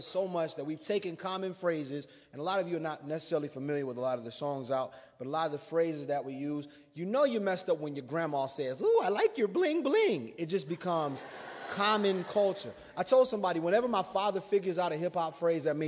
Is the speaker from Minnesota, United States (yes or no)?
no; South Bend, Indiana, United States; now in Goshen, United States; I was born in South Bend, but I'm a resident of the metropolis of Goshen, Indiana.